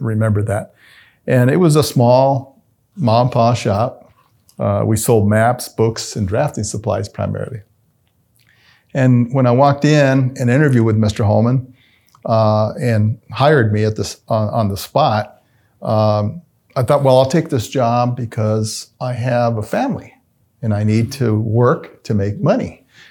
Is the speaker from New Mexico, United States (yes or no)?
yes; Albuquerque, New Mexico, United States; I come from Martinez Town, the body of Martinez Town.